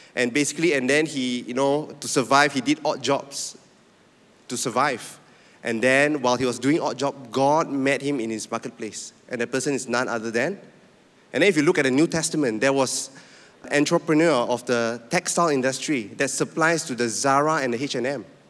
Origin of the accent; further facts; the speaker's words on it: Penang, Malaysia; moved away as an adult; also born or lived in Sabah; I'm from Penang